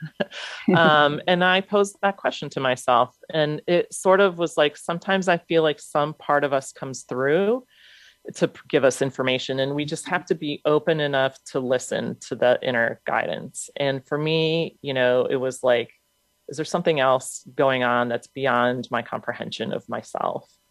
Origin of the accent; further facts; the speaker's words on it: United States; a Ukrainian born in the States.